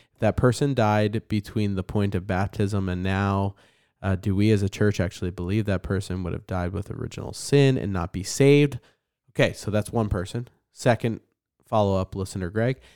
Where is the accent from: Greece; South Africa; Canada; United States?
United States; New Jersey; I'm an angry person 'cause I'm from New Jersey